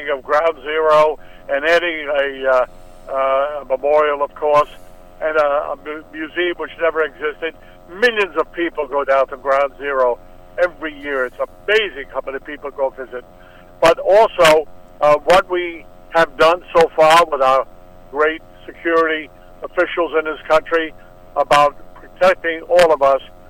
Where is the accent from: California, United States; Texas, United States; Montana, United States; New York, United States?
New York, United States; I'm a New Yorker. I love New York